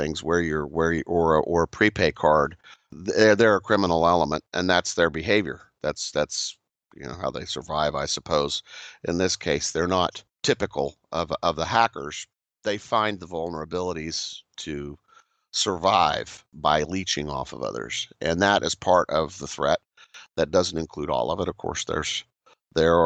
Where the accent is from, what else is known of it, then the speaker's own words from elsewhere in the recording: Kansas, United States; where I grew up in Kansas